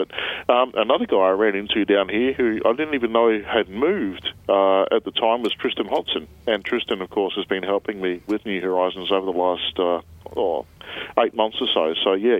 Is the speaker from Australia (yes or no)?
yes; Brisbane, Queensland, Australia; moved away as an adult; now in Melbourne, Australia; I'm from Brisbane originally.